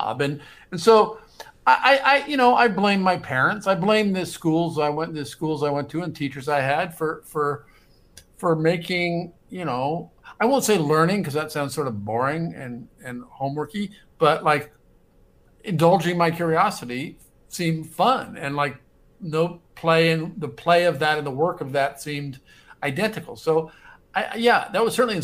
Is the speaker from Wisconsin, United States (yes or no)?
no; Omaha, Nebraska, United States; moved away as an adult; now in New York, United States; I grew up in Omaha, Nebraska, and certainly if not for the fact that I grew up in Omaha, Nebraska in the 1960s and 70s